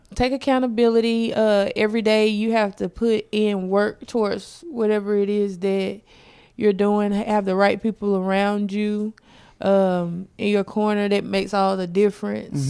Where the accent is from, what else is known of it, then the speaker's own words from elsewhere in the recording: South Carolina, United States; moved away; I'm from South Carolina originally